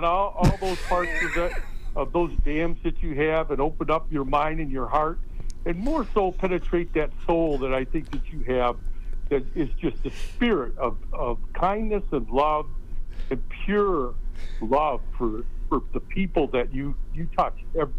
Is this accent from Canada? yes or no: no; Michigan, United States; now in Arizona, United States; And I'm transported from Michigan to Arizona. And I've only been here a month.